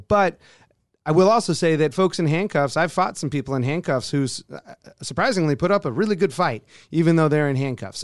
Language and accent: English; just outside of Oakland, California, United States; moved away as an adult; also born or lived in Colorado; now in Alaska, United States; Originally from just outside of Oakland, California. moved up here in 2004